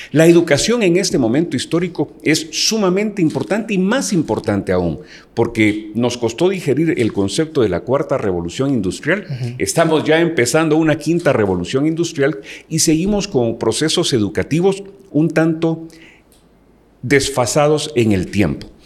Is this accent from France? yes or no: no; Guatemala; me siento dichoso de ser guatemalteco